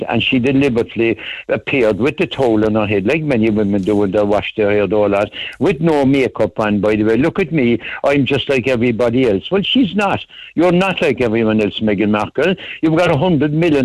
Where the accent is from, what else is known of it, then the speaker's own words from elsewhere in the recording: Ireland; as an Irish Republican